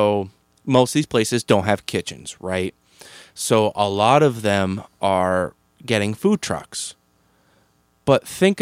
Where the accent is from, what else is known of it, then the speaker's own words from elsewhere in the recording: Boston, Massachusetts, United States; accent: Boston; my like Boston accent